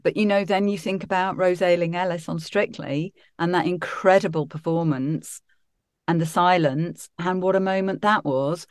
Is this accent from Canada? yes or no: no; Derby, East Midlands, United Kingdom; also born or lived in Sheffield / Birmingham; I was born in Sheffield, then we moved to Birmingham, then I, I spent most of my childhood actually growing up in Derby, so I was quite a Midlands girl